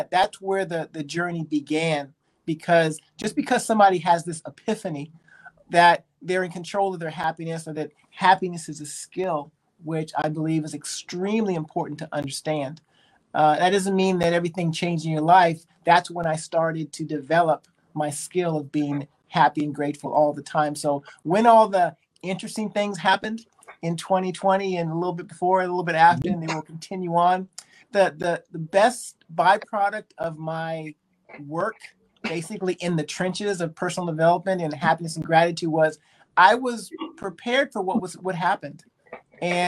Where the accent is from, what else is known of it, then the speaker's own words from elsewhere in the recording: Berkeley, California, United States; also born or lived in Japan; I was born in Berkeley, California, so I'm a Bay Area kid